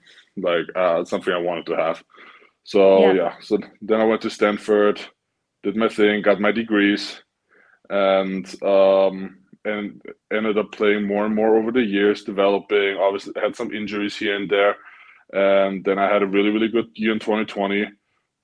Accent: Vienna, Austria; even though I was from Vienna

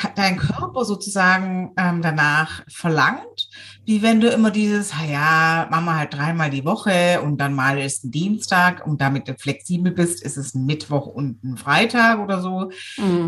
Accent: Swabia, Germany; ich bin ja selber Schwabe

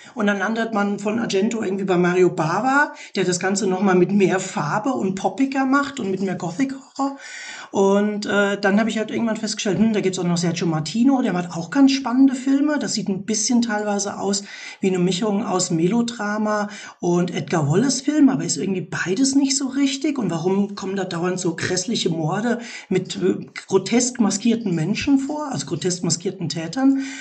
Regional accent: Germany; Bei uns in Deutschland

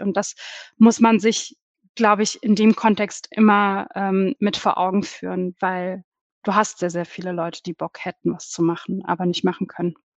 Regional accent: Germany; bei uns in Deutschland

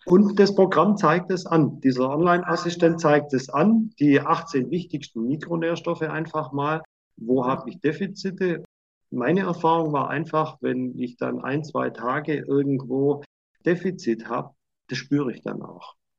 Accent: Swabia, Germany; ich bin halt Schwabe

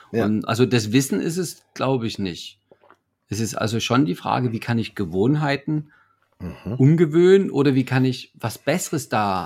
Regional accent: Leipzig, Saxony, Germany; ich komme ja aus Leipzig

